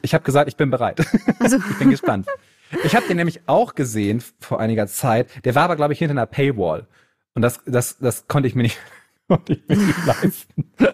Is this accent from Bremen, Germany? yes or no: yes; Bremen, Germany; Ich komme ja aus Bremen